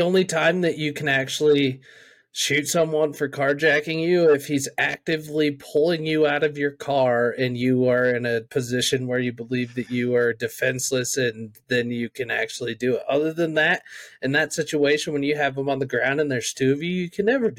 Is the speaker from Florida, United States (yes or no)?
yes; Florida, United States; A country. I'm from Florida. But honestly, Florida deserves to be a country.